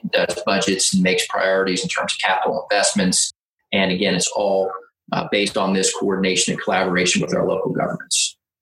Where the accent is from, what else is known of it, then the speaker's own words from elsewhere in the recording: Delaware, United States; I am from Delaware